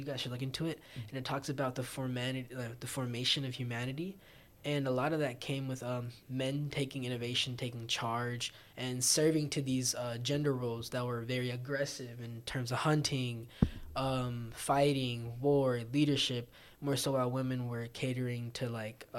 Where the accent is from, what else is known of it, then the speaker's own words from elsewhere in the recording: Morrow, Georgia, United States; I grew up in Clay County, which is predominantly black